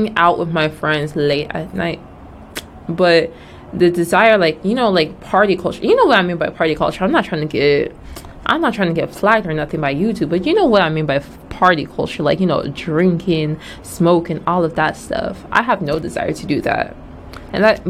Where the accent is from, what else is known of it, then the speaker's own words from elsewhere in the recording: Nigeria; moved away; also born or lived in Georgia, United States; I'm Nigerian.